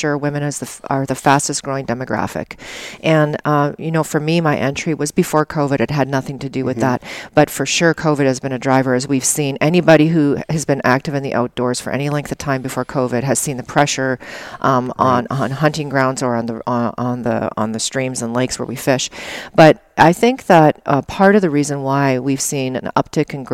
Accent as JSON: {"language": "English", "region": "Alberta", "country": "Canada", "tie": "born or raised there", "moved": "yes", "said": "I grew up in Alberta and Canada"}